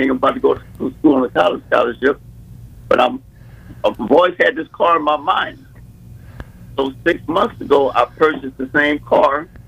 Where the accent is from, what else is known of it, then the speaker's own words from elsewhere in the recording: East St. Louis, Illinois, United States; So, uh, when I was growing up in East St. Louis, I was the homecoming king, and they picked me up.